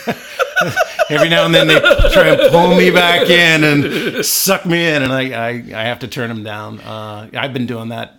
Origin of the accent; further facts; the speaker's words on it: Columbus, Ohio, United States; moved away as an adult; also born or lived in California; I grew up in Columbus, Ohio